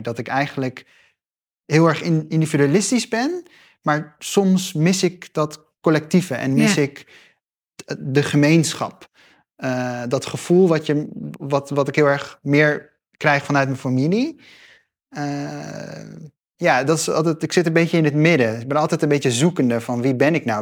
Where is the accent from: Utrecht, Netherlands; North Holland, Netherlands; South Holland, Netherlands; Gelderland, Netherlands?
Gelderland, Netherlands; ik ben opgegroeid in Gelderland, in een klein stadje